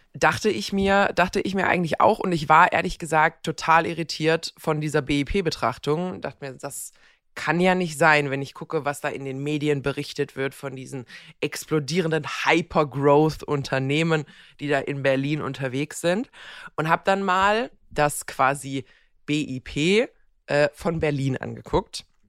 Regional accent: Croatia; moved away; meine Heimat Kroatien

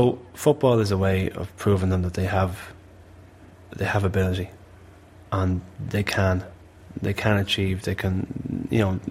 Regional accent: Malahide, Leinster, Ireland; I'm from Malahide, and I know exactly what people from Malahide are about

